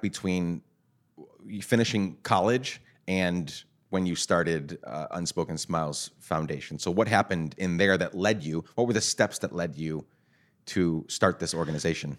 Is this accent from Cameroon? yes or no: no; Guatemala; now in United States; I grew up in Guatemala